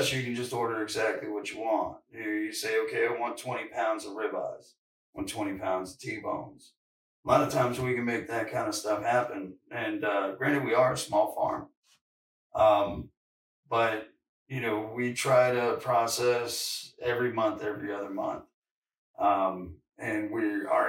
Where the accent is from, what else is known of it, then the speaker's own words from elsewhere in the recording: Virginia, United States; also born or lived in California; now in North Carolina, United States; I'm from Virginia, but I moved out to California And now I'm back in North Carolina